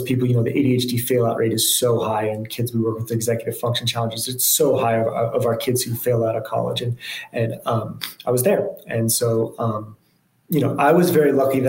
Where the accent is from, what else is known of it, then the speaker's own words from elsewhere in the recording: Boulder, Colorado, United States; also born or lived in Memphis, Tennessee; I grew up in Boulder, Colorado, and kind of spent close to my whole childhood there. Spent a little bit of time in Memphis, Tennessee